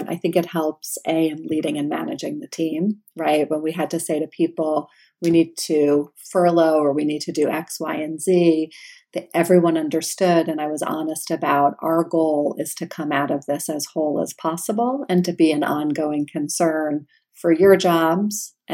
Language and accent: English; New York, United States; Yes, and, I'm from New York, and Twizzlers are like they're soft and they have that nice like sweet taste.